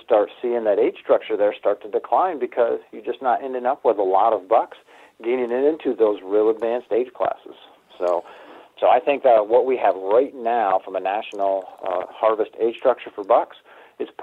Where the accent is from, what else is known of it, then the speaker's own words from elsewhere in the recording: Pennsylvania, United States; My home state of Pennsylvania